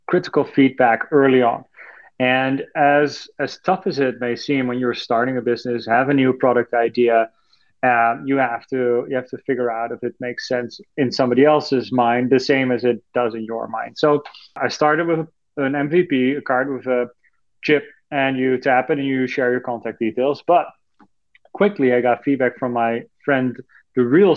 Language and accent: English; Netherlands; moved away; I'm from Europe, originally from the Netherlands